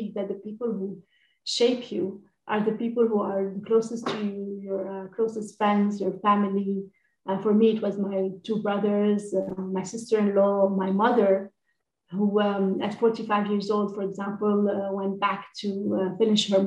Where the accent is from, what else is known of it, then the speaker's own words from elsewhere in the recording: Lebanon; I grew up in Lebanon